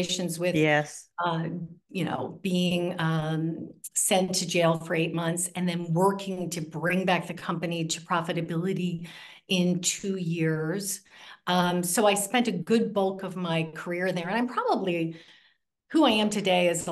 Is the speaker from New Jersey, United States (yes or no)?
yes; New Jersey, United States; I grew up in New Jersey, and I grew up with a mother who was a bit of a trailblazer